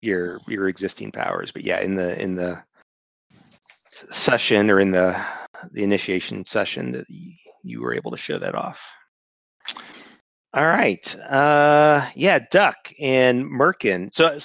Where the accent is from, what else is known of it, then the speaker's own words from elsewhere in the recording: Chicago, Illinois, United States; I don't even sound like I'm from Chicago.